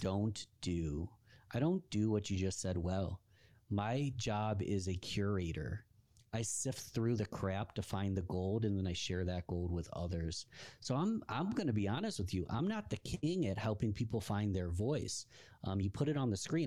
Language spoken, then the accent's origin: English; Rochester, New York, United States; my hometown of Rochester, New York